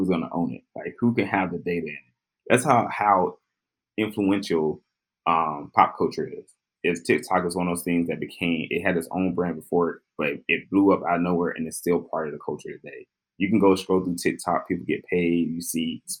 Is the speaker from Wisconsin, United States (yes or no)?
no; Jackson, Mississippi, United States; I'm from Jackson, Mississippi